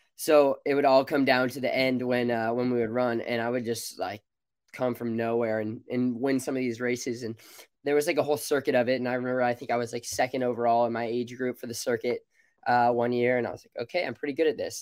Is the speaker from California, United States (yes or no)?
yes; Alameda, California, United States; moved away as an adult; now in Eugene, United States; I grew up in Alameda. I've lived here pretty much all my life